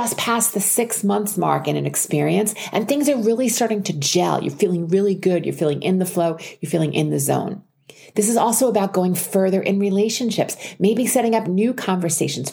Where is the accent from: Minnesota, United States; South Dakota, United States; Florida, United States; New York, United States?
New York, United States; Long Island; I grew up on Long Island outside of New York City